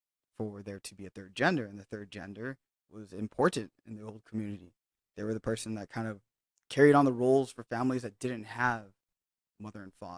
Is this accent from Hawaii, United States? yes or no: yes; Hawaii, United States; I grew up in Hawaii.